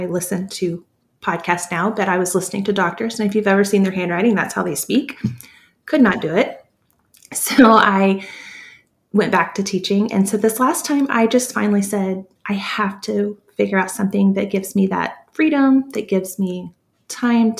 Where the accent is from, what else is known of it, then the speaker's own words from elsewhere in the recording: Texas, United States; I'm from Texas